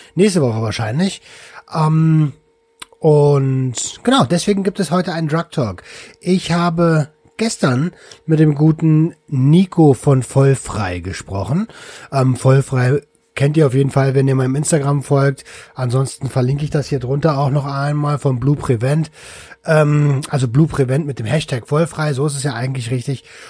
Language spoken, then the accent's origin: German; Berlin, Germany; ich komme aus Berlin